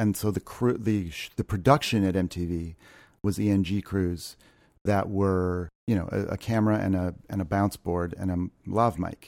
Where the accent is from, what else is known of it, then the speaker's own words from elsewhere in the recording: Ohio, United States; moved away; also born or lived in New York; I grew up in Ohio